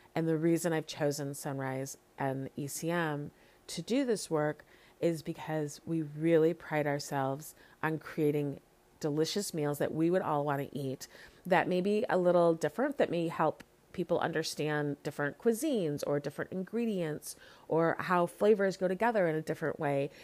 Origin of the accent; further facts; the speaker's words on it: Chicago, Illinois, United States; now in Lawrence, United States; I'm from Chicago